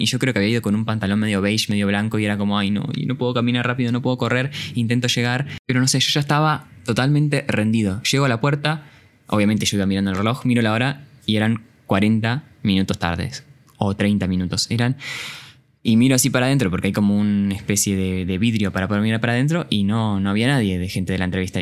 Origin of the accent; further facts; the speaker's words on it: Campana, Buenos Aires Province, Argentina; soy de Campana y tenía que viajar hasta Ciudad Autónoma de Buenos Aires